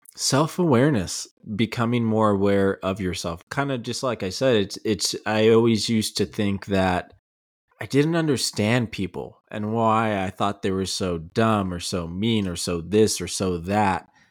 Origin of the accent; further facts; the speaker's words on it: El Paso, Texas, United States; growing up in El Paso